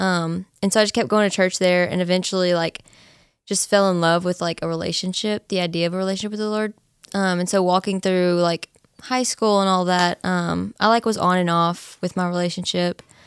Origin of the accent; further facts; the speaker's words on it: Nacogdoches, Texas, United States; I was born and raised in Nacogdoches, so I've been here